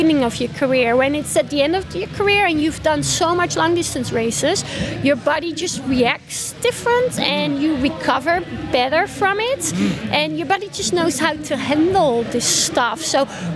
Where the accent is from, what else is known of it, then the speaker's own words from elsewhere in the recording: Netherlands; now in Austria; my home country in the Netherlands.